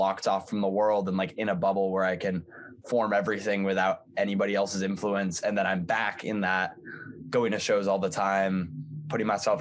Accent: Northampton, Massachusetts, United States; I'm from Northampton, Massachusetts

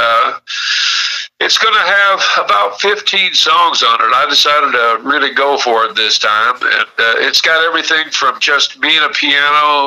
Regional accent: Peoria, Illinois, United States; I grew up in Peoria, Illinois

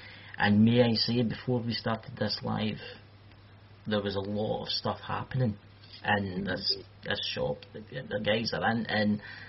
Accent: Scotland, United Kingdom; Obviously, I'm from the United Kingdom. Probably can tell that I'm Scottish.

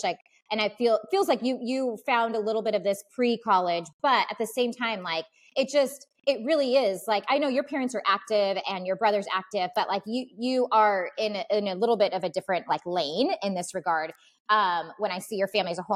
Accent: California, United States; now in Washington, United States; growing up in California

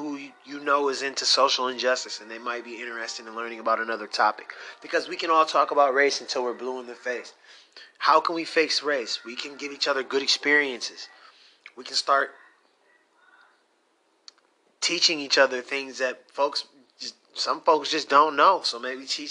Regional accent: Michigan, United States; I'm from Michigan

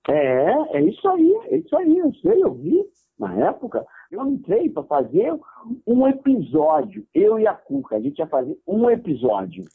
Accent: Duque de Caxias, Rio de Janeiro, Brazil; Eu nasci e fui criado em Caxias, na Baixada Fluminense

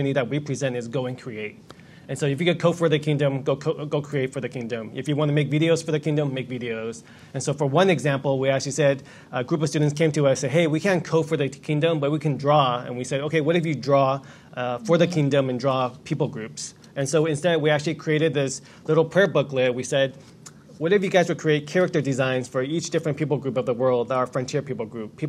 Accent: Los Angeles, California, United States; moved away as an adult; also born or lived in China; I grew up in Los Angeles

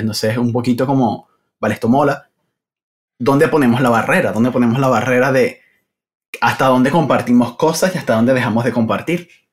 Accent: Venezuela; moved away as an adult; now in Madrid, Spain; Originalmente soy de Venezuela

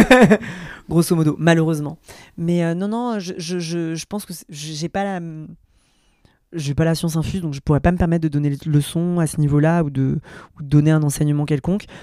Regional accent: France; j'ai grandi derrière la Cité Jardin

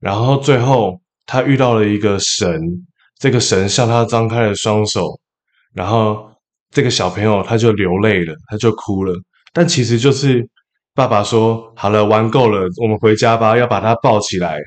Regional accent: Taipei, Taiwan; 首先我是来自台北的一个淳朴的家庭，我住在南港中央研究院旁边

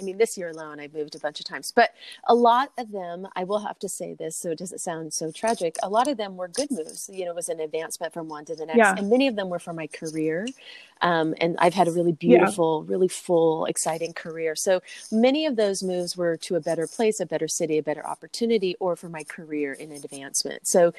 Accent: California, United States; I'm from California, so lacrosse is not something I was even like really exposed to.

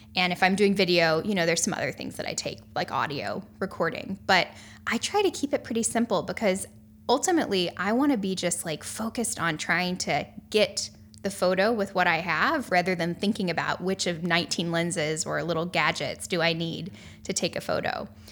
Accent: North Carolina, United States; I grew up in North Carolina, and I've spent most of my life on the East Coast.

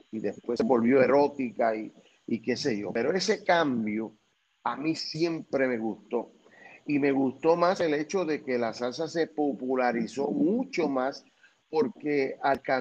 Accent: Puerto Rico; al ser de Puerto Rico

